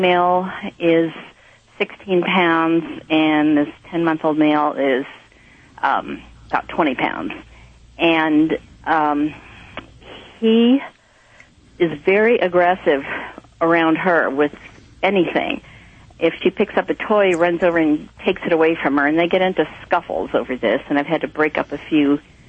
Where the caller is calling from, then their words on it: Nevada City, California, United States; I'm calling from Nevada City, California.